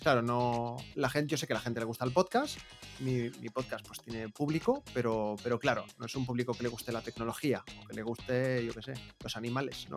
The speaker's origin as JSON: {"language": "Spanish", "town": "Barcelona", "region": "Catalonia", "country": "Spain", "said": "soy de Barcelona"}